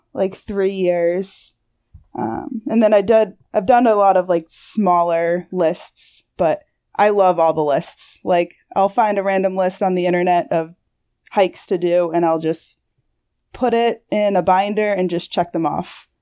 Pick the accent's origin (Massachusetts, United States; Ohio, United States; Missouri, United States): Massachusetts, United States; moved away as an adult; now in New Hampshire, United States; I'm originally from Massachusetts, but I moved up here and didn't know anyone